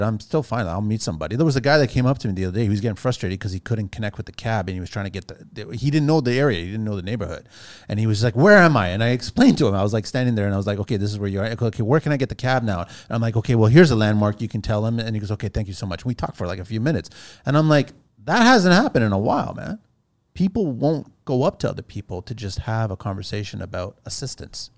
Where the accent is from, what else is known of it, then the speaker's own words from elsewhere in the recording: Canada; as Canadian people